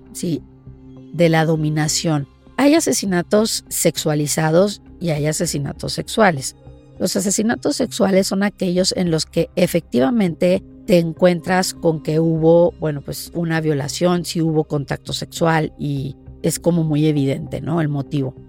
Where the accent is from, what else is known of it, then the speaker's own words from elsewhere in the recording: Mexico; moved away; el poder llegar a mi país y el poder hacer investigación en mi país